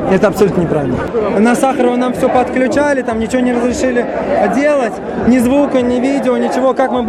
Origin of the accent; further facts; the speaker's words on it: Russia; мы русские, мы с европейским менталитетом. Потому что мы славяне, такие же, как и западные славяне, такие же, как и украинцы, белорусы, они все европейцы.